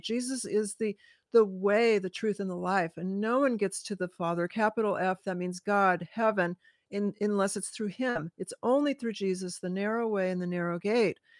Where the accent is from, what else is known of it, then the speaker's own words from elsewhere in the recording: California, United States; moved away as an adult; also born or lived in Hawaii; now in Washington State, United States; I was born in California